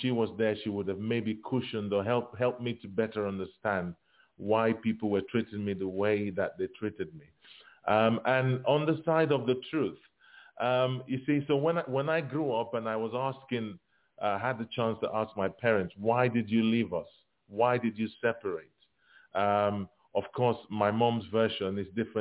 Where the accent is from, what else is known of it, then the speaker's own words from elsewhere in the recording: Nigeria; growing up in Africa, in Nigeria, there was a lot of expectation, as a child